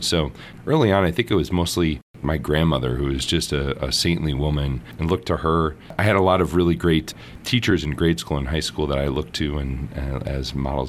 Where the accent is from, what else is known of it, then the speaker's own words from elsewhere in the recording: St. Paul, Minnesota, United States; I grew up in St. Paul, Minnesota, and I have two siblings, an older brother and a younger sister. And a great place to grow up, Minnesota, and I went to Catholic schools all my life, so grade school and high school